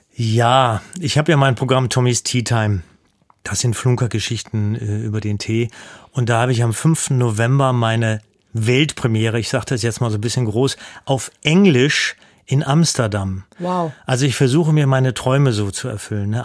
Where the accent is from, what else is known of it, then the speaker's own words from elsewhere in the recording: Hesse, Germany; moved away as an adult; now in Hanover, Germany; Ich lebe im Exil in, in Hannover, ich komme aber aus Hessen